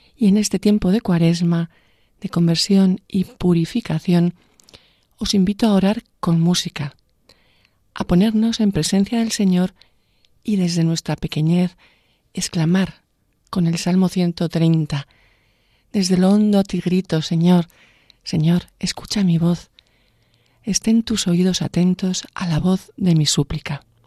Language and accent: Spanish; Vera de Bidasoa, Navarre, Spain; en mi pueblo, en Vera de Vidasoa